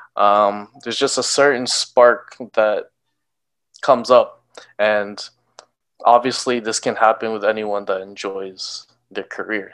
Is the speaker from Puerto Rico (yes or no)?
no; Canada; as a Filipino Canadian